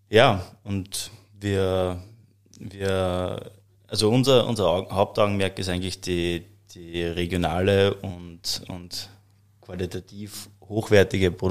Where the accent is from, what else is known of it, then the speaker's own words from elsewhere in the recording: Hollabrunn, Lower Austria, Austria; Ja, also wir, wir haben, also wir sind aus Hollabrunn, äh, direkt eigentlich aus dem Herzen des Weinviertels.